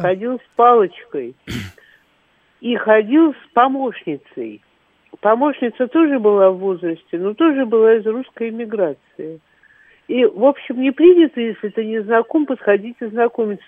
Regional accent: Moscow, Russia; я из Москвы

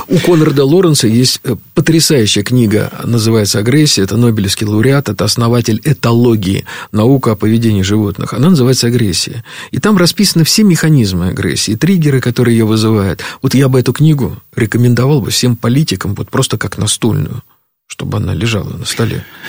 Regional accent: Moscow, Russia; мы с тобой выросли в Москве

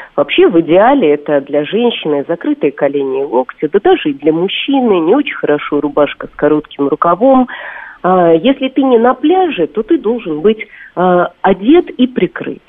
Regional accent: Russia; как для русской девушки

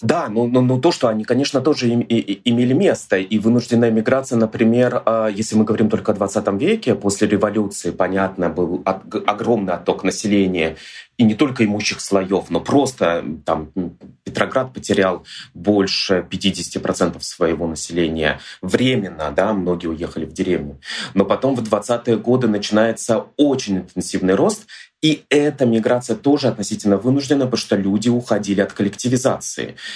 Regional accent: Moscow, Russia; я из Ярославской, ну, как бы я из Москвы, Москвы, но у меня семья из Ярославской области

